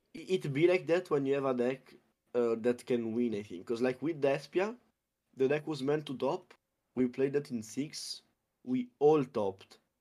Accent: Abruzzo, Italy; it's Abruzzo

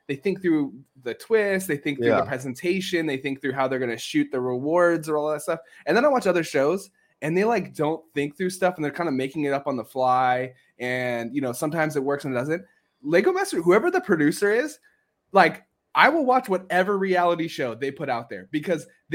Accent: San Diego, California, United States; I'm from San Diego, California, so I've seen snow like 5 times in my life.

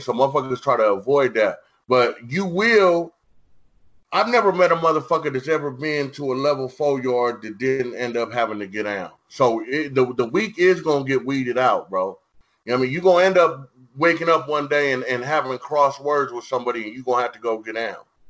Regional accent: San Diego, California, United States; I'm from San Diego

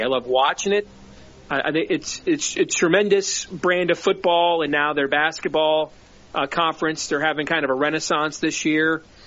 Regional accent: Big Ten country, Midwest, United States; I grew up in the Big Ten country

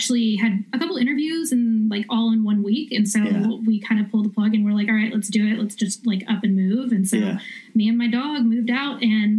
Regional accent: Memphis, Tennessee, United States; moved away as an adult; also born or lived in Nashville, Tennessee; now in Los Angeles, United States; Well, I'm originally from Memphis, Tennessee. So I grew up, there

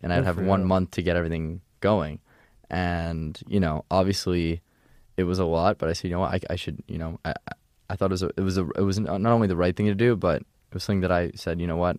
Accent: Pennsylvania, United States; born there; So I was born outside of Philadelphia.

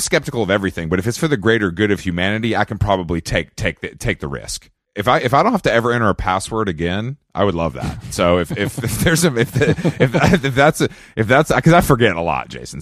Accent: Georgia, United States; now in Los Angeles, United States; I'm from Georgia

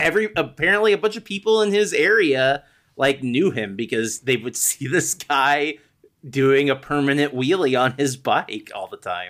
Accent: United States; I am hopelessly American

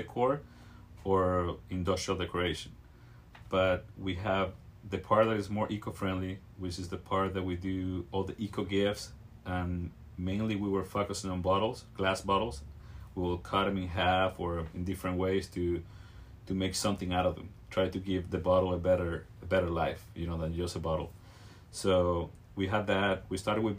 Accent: Venezuela; also born or lived in Virginia, United States / Washington, D.C., United States; now in Carlsbad, United States; I'm from Venezuela. Moved to the States in around 97 to the East Coast

